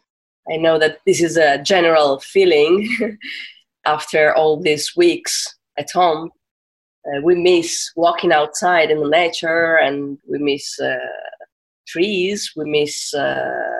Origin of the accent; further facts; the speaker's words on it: Turin, Piedmont, Italy; I'm from Torino. I live in Torino, which is North Italy